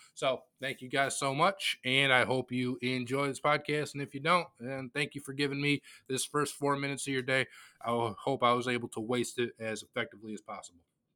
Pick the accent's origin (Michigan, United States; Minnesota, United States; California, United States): Michigan, United States; Detroit; I was born in Metro Detroit.